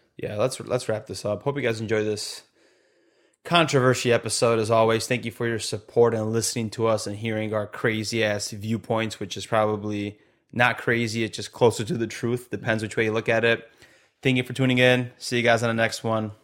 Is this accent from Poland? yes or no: yes; Poland; now in United States; we're not even from America, bro, but we have so much American, like, liberty